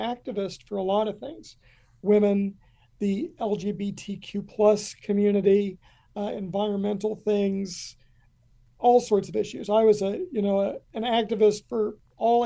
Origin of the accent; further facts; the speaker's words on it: Kentucky, United States; moved away; I grew up in a very small town. It had been a coal town, and coal had left us